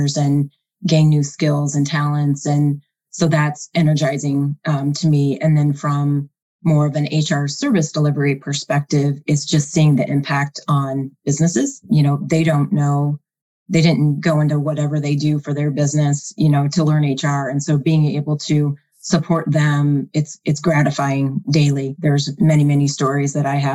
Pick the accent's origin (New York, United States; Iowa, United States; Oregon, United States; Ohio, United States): Iowa, United States; I was born and raised in Iowa